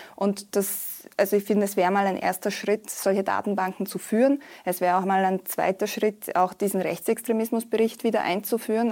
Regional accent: Bosnia & Herzegovina; moved away; ich komme ja aus Bosnien und Herzegowina

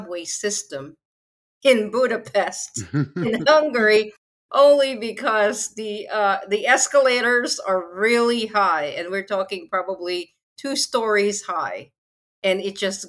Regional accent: Philippines; I'm from the Philippines

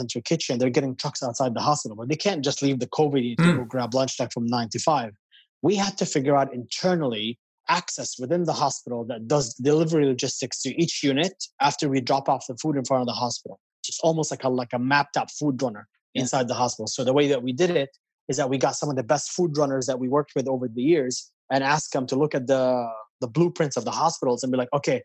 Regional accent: Palestine; now in New York, United States; growing up in Palestine

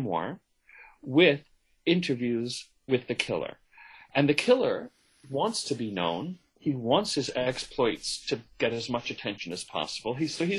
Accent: United States; first language English

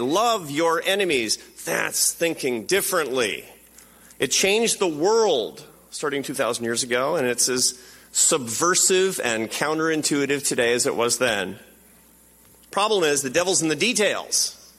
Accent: Seattle, Washington, United States; Because it's my hometown

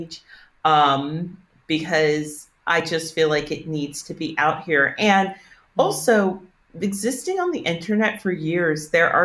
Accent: Northern Virginia, United States; And I'm from Northern Virginia, which is a super affluent area

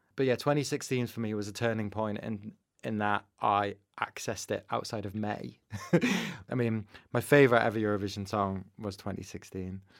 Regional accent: Manchester, North West England, United Kingdom; I grew up in Manchester

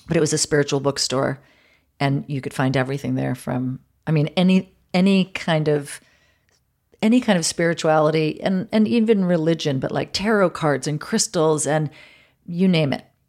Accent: New York City, New York, United States; moved away as an adult; now in Los Angeles, United States; I'd been born and raised in New York

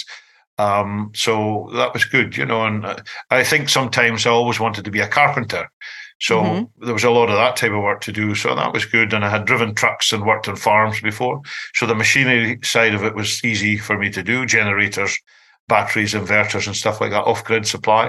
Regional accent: Scotland, United Kingdom; I'm the Scottish guy

